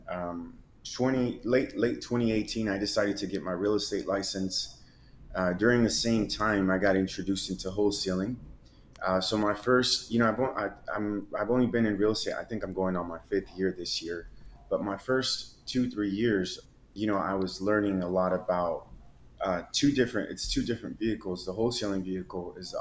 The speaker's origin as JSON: {"language": "English", "town": "Seattle", "region": "Washington", "country": "United States", "also_born_or_lived": "Mexico", "moved": "yes", "lives_now": "Miami, United States", "said": "I'm from Seattle."}